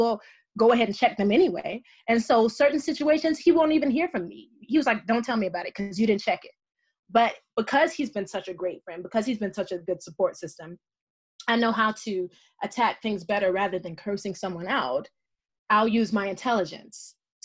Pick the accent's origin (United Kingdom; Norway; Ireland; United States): United States; the South; moved away; I'm a Southern woman. I was born and raised in the South